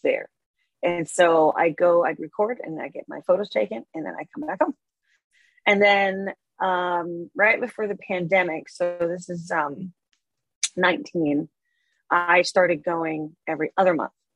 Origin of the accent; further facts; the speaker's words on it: Copenhagen, Capital Region of Denmark, Denmark; moved away as an adult; also born or lived in Barcelona, Spain; now in United States; I grew up in Denmark. Um, so my my dad's American, my mom is Danish, and I grew up in Denmark with her